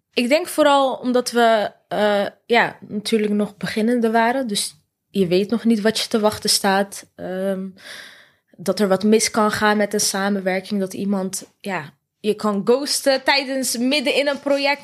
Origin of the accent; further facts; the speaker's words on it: North Brabant, Netherlands; wij komen uit Brabant allebei